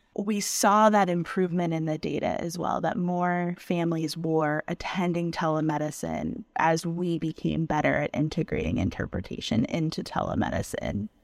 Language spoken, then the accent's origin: English; Tampa, Florida, United States; moved away as an adult; also born or lived in Washington, D.C. / Pittsburgh; I was born and raised in Tampa, Florida, and the United States